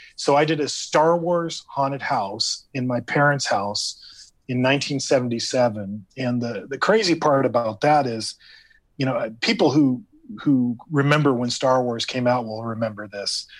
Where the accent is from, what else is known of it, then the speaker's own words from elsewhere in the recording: Hacienda Heights, California, United States; I grew up in Hacienda Heights, and, and I went to school in Whittier